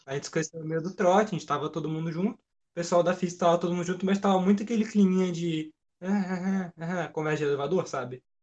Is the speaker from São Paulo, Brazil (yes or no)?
yes; São Paulo, Brazil; moved away as an adult; now in Volta Redonda, Brazil; eu sou de São Paulo. Então é. eu tive que eu tive que viajar, né, para morar em Volta Redonda